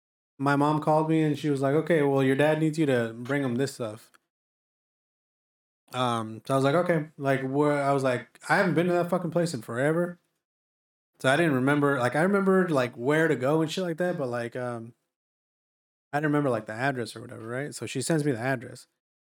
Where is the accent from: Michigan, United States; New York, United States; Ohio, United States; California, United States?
California, United States; we're from California